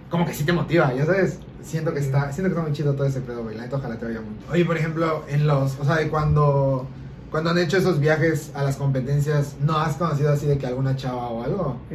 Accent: Yucatán, Mexico; sí, aquí en Yucatán, sí, aquí nací en Yucatán.

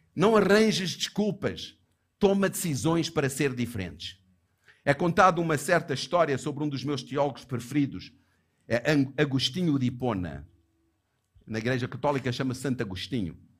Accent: Johannesburg, Gauteng, South Africa; Eu lembrei-me da igreja onde eu cresci, onde a minha santa e bendita mãe me levava à força, quando eu era miúdo, para aquela igreja em Joanesburgo

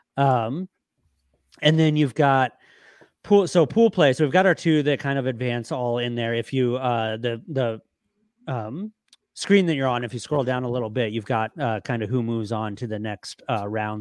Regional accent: United States; as a USA guy

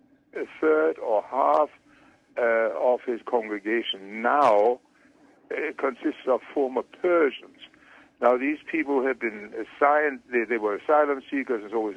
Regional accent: Leipzig, Saxony, Germany; Leipzig, which happens to be my hometown, which is in eastern Germany

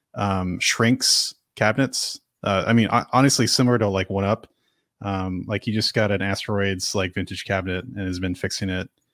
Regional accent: San Francisco Bay Area, California, United States; now in Seattle, United States; I'm natively from the Bay Area.

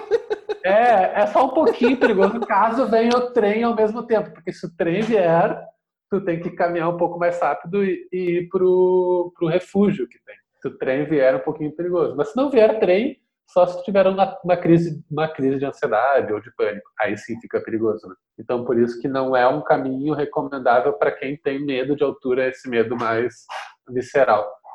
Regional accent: Porto Alegre, Rio Grande do Sul, Brazil; also born or lived in Mexico; sou aqui de Porto Alegre, nasci e moro aqui

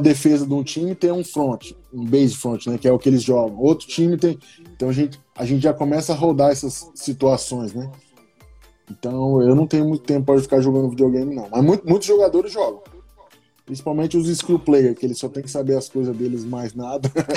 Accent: Brazil; moved away as an adult; vim do Brasil, college, nunca joguei college ou high school nos Estados Unidos.

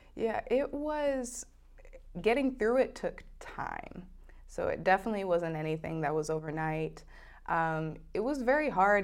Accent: Oregon, United States; moved away; I was born in Oregon

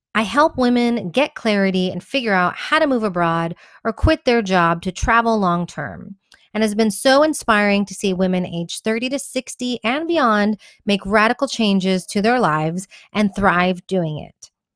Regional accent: Houston, Texas, United States; accent: American; moved away as an adult; also born or lived in Cordoba, Spain; now in Madrid, Spain; I'm originally from Houston, Texas, but my mother's from Colombia and my father from Iran

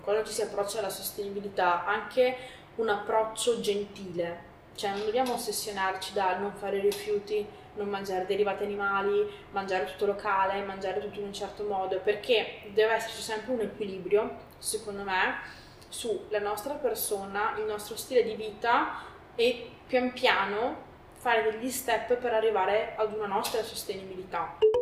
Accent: Sommacampagna, Veneto, Italy; also born or lived in Parma / Lake Garda; now in Povegliano Veronese, Italy; sono originaria di Somma Campagna

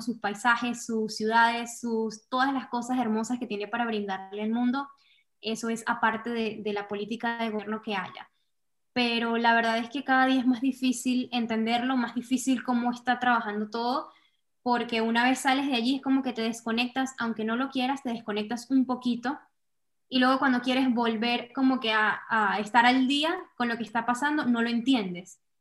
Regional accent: Venezuela; moved away as an adult; now in United States; primero soy venezolana, una mujer venezolana que es emigrante también. Llegué aquí a Estados Unidos, estoy viviendo en Estados Unidos ya desde hace cuatro años

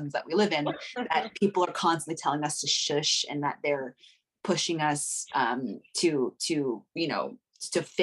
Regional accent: Costa Mesa, California, United States; I grew up in Orange County, so in Costa Mesa

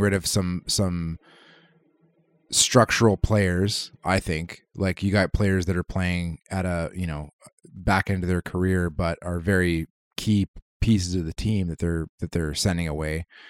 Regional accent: Canada; as a Canadian

